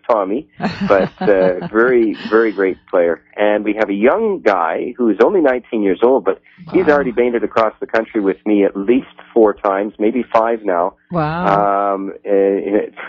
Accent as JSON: {"language": "English", "town": "Fergus", "region": "Ontario", "country": "Canada", "said": "I'm from a little Scottish town called Fergus, which is about an hour west of Toronto"}